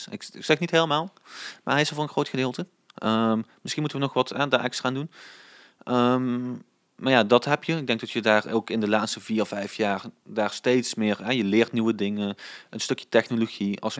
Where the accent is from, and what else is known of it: Swalmen, Limburg, Netherlands